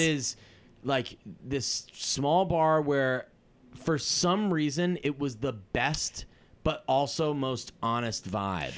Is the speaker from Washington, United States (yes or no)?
no; Massachusetts, United States; moved away; I'm from Massachusetts